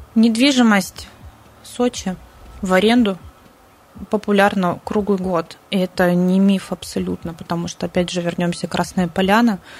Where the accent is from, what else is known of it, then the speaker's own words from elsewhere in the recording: Siberia, Russia; now in Sochi, Russia; Мы, в принципе, сибиряки